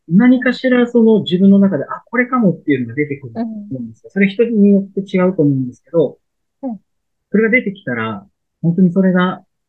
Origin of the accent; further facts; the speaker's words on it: Shimane, Japan; 僕、出身が島根県なんです